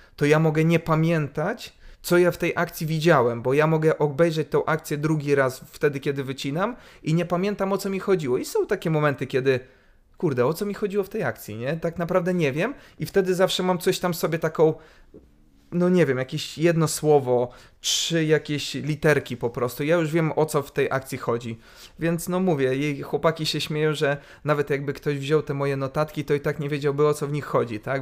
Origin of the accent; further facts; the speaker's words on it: Lublin, Lublin Voivodeship, Poland; wychowałem się na Starym Mieście